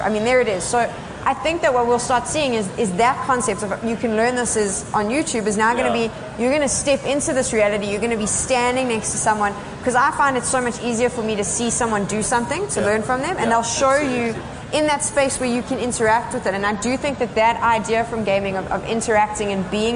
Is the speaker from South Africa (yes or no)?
yes; South Africa